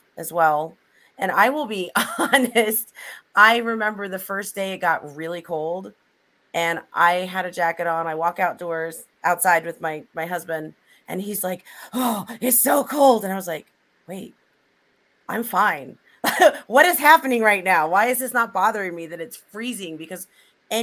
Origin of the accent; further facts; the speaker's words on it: Missouri, United States; I grew up in Missouri